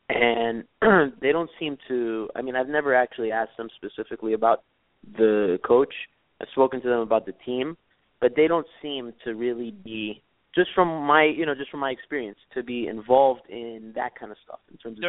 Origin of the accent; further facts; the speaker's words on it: Miami, Florida, United States; I'm from Miami, yeah, born and raised.